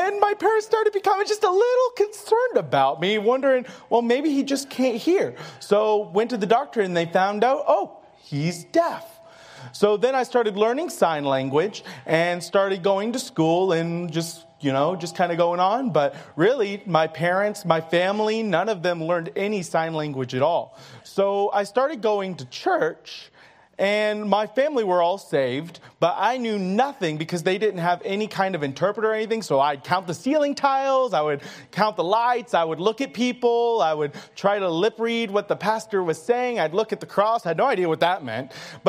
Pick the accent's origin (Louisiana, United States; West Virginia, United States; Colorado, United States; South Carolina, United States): South Carolina, United States; Greenville; So I grew up in Greenville, South Carolina. My parents were both hearing, and all of my siblings were hearing, so I was the only deaf in my family.